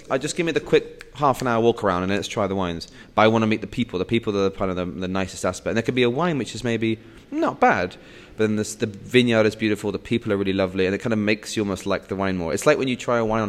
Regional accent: England, United Kingdom; moved away as an adult; also born or lived in Bath; now in Madrid, Spain; as an Englishman

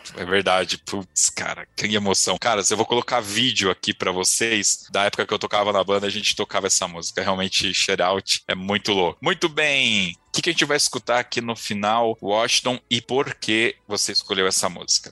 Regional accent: São Paulo, Brazil; eu sou de São Paulo

